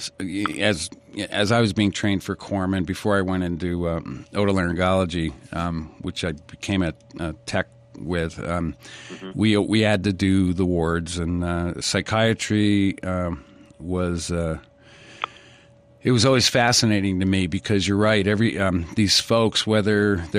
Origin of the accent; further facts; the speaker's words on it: Stamford, Connecticut, United States; I grew up in Stamford, Connecticut during the 50s and 60s.